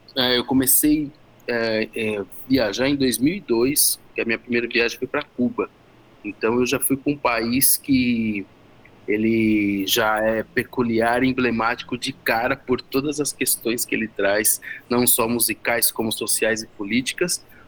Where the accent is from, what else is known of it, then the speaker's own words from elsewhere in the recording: São Bernardo do Campo, São Paulo, Brazil; de São Bernardo, da minha cidade natal